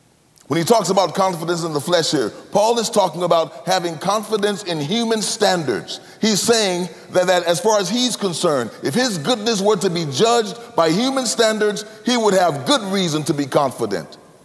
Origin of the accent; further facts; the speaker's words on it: United States; I'm from the United States